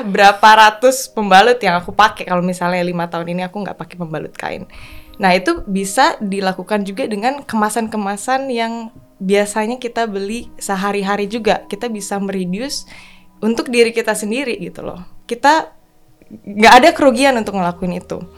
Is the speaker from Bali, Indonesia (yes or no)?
yes; Bali, Indonesia; now in Jakarta, Indonesia; aku lahir besar di Bali kan, jadi ya sebagian besar hidup aku itu berdampingan dengan uh, laut